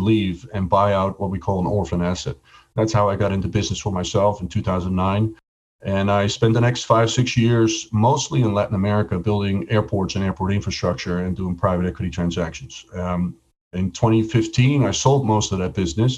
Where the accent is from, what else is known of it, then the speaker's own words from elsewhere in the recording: Netherlands; moved away as an adult; also born or lived in Atlanta; I was born and raised in Holland. I left when I was 21